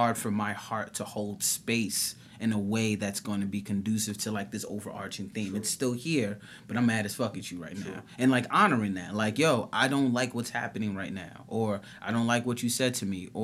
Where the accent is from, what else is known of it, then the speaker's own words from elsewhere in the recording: New York City, New York, United States; I've born and raised in New York City